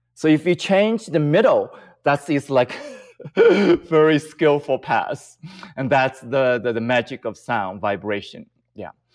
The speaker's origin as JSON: {"language": "English", "country": "China", "tie": "born or raised there", "moved": "yes", "said": "I grew up in China"}